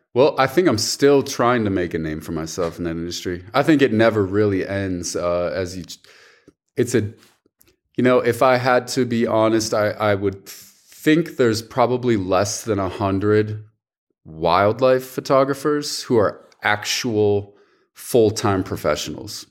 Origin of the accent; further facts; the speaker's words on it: Rapid City, South Dakota, United States; also born or lived in Milwaukee, Wisconsin; now in Jackson, United States; I was born in Milwaukee, Wisconsin, just for four years. Uh, moved when I was very young. Uh, went to South Dakota, and so uh, I grew up in Rapid City, South Dakota